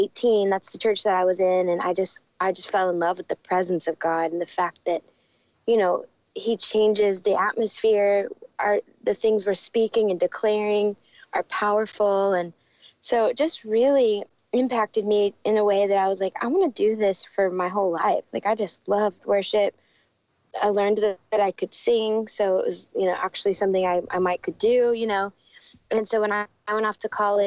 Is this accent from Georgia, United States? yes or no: no; Dallas, Texas, United States; moved away as an adult; also born or lived in Arizona; now in Nashville, United States; I grew up in Dallas